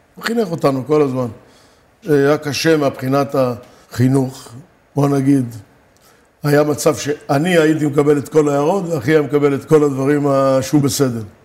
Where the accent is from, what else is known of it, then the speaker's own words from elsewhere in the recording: Rishon LeZion, Central District, Israel; also born or lived in Morocco / Givat Olga, Hadera; עברנו לגור בראשון